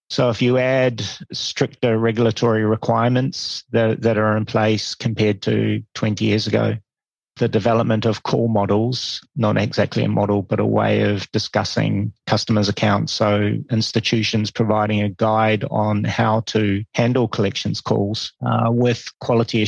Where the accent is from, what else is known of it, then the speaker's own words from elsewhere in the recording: New Zealand; moved away as an adult; also born or lived in India / Hong Kong / Singapore / Malaysia; I'm originally from New Zealand